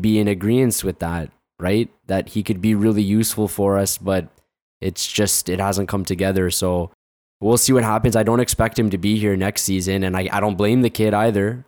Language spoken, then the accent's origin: English; Canada; there's too much Canadian in me